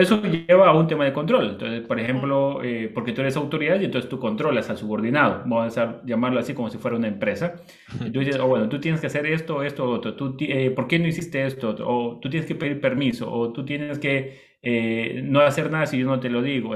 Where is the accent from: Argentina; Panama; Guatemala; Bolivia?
Bolivia; moved away; also born or lived in Costa Rica / Ecuador; yo soy boliviano, mi esposa es del Perú